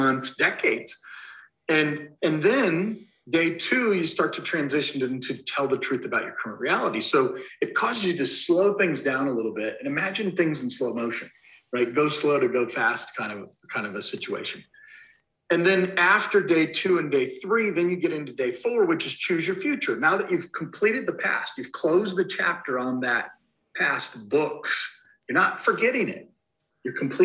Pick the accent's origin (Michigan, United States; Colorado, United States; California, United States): Colorado, United States; Castle Rock; I'm from Denver, Colorado, or actually Castle Rock, Colorado, and I live in the neighborhood that I grew up